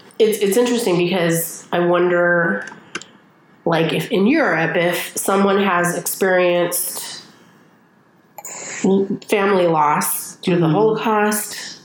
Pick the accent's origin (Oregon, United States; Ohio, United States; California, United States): California, United States; Orange County; also born or lived in Oakland; I grew up in Orange County